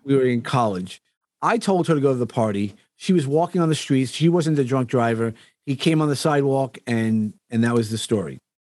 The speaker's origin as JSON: {"language": "English", "region": "New York", "country": "United States", "accent": "New York", "said": "my New York accent"}